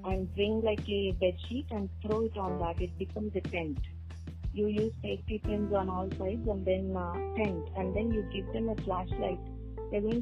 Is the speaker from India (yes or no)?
yes; Andhra Pradesh, India; I am from Andhra Pradesh, right?